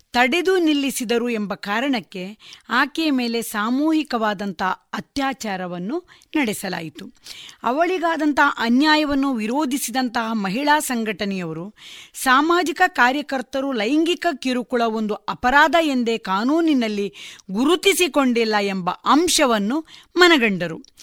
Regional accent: Belthangady taluk, Karnataka, India; also born or lived in Ujire / Mangalore; now in Puttur, India; ನನ್ನ ಬಾಲ್ಯದ ಸಂದರ್ಭದ ಎಲ್ಲ ಎಜುಕೇಷನ್ಗಳನ್ನು ನಾನು ಬೆಳ್ತಂಗಡಿ ತಾಲೂಕಿನಲ್ಲಿ

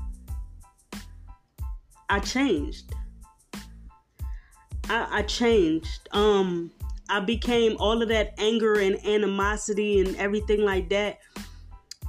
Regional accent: Philadelphia, Pennsylvania, United States; I'm from South Philly

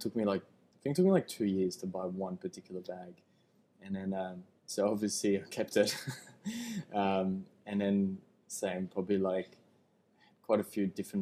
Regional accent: Switzerland; moved away as an adult; now in Australia; I grew up in Switzerland

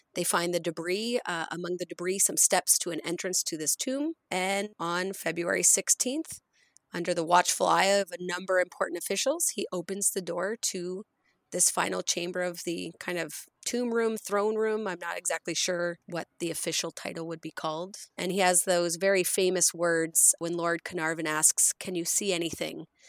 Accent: rural Nova Scotia, Canada; also born or lived in Cape Breton Island; now in Edmonton, Canada; growing up in Nova Scotia, growing up in rural Nova Scotia

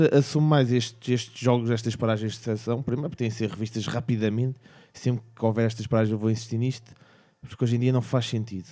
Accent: Portugal; como português

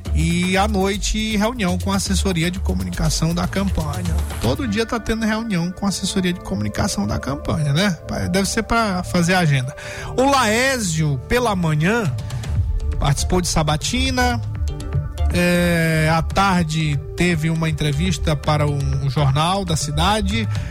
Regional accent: Brazil; nós somos brasileiros

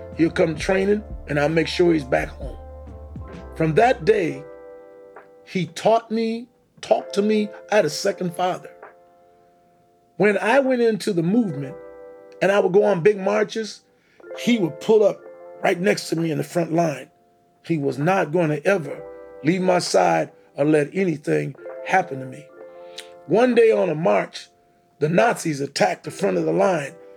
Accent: Missouri, United States; moved away; I chose Kansas City not only because it was my home state

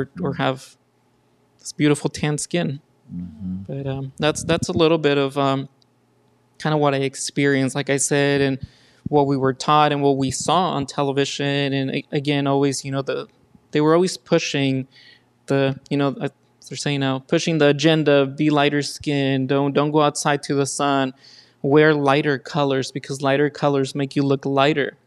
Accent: Los Angeles, California, United States; also born or lived in Mexico; I grew up in East LA pretty much my entire life

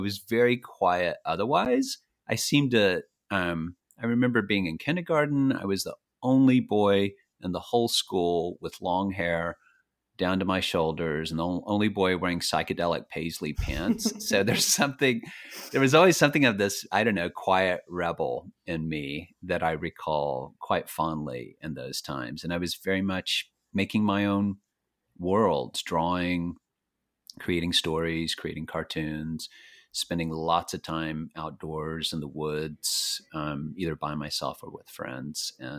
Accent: Fort Worth, Texas, United States; now in Catskill Mountains, United States; I grew up in Texas. I live in New York, just north of New York City now in the Catskill Mountains. But I grew up in Texas, in Fort Worth.

